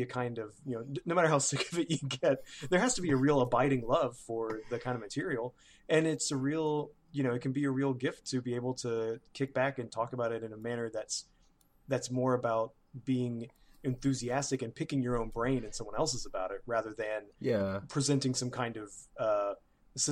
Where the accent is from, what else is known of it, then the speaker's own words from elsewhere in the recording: Birmingham, Alabama, United States; my hometown